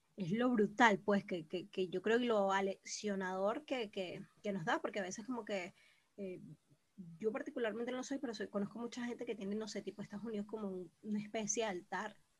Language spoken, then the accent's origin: Spanish; Venezuela; moved away; como el venezolano naturalmente no somos